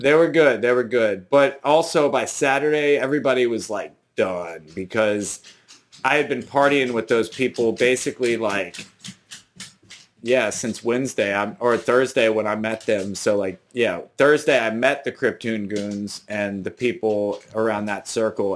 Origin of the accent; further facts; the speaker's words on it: New Orleans, Louisiana, United States; I'm from New Orleans